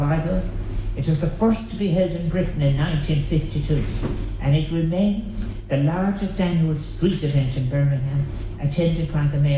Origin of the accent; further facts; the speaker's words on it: Ireland; we Irish